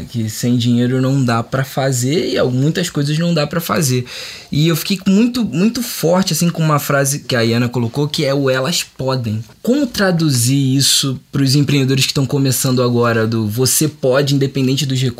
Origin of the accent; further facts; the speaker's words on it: Rio de Janeiro, Brazil; É, eu sou carioca, recentemente completei 30 anos, tô felizaço, 30.